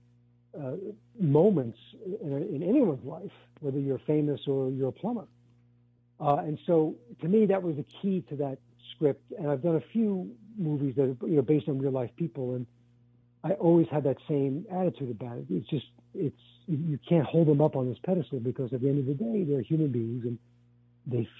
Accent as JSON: {"language": "English", "town": "New York City", "region": "New York", "country": "United States", "tie": "born or raised there", "said": "I grew up in Brooklyn, in a working class neighborhood"}